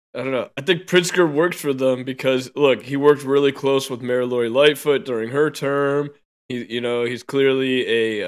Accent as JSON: {"language": "English", "region": "Illinois", "country": "United States", "said": "I'm from Illinois"}